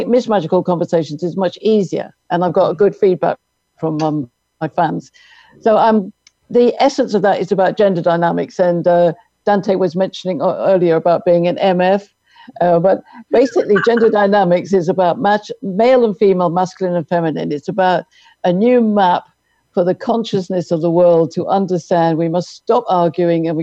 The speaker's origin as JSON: {"language": "English", "region": "London", "country": "United Kingdom", "moved": "as an adult", "lives_now": "Irvine, United States", "said": "I'm from London, but I'm married to my American soulmate, Jim, Jim Omtz"}